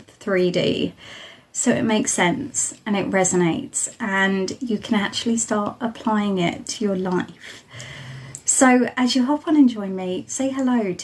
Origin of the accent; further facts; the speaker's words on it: Isle of Wight, South East England, United Kingdom; moved away as an adult; I'm joining you from the Isle of Wight, which is right at the bottom of the UK.